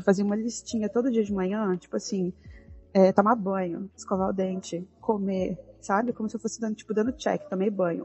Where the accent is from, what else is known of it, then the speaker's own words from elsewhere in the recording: Brazil; como boa brasileira